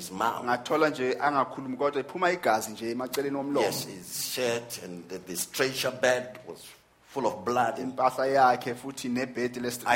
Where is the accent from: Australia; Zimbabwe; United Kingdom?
Zimbabwe; here in Zimbabwe, in my home country